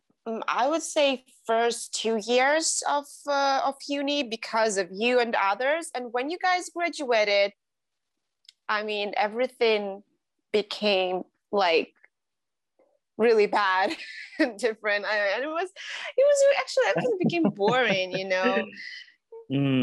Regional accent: Belarus; also born or lived in Prague, Czech Republic; I'm from Belarus

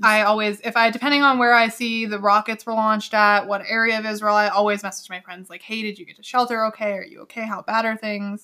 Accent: Canada; I'm Canadian, and of course I'm proud to be Canadian

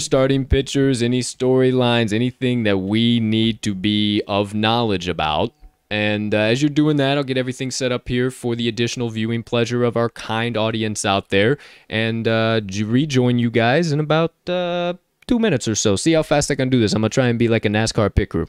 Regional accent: Chicago, Illinois, United States; my hometown favorite, Chicago Cubbies

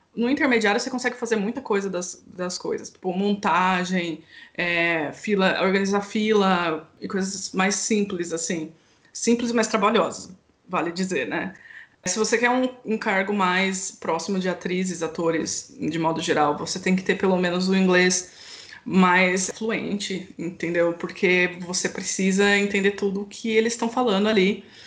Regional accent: Campinas, São Paulo, Brazil; Eu sou de Campinas

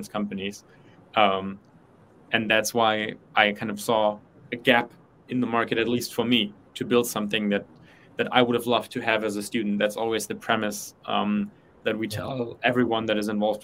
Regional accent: Germany; moved away as an adult; also born or lived in United States; I'm from Germany. I didn't have financial education in my high school

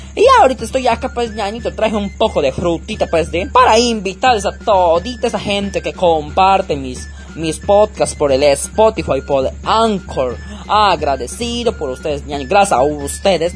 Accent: Tarapoto, San Martín, Peru; accent: dejo tarapotino; el dejo tarapotino

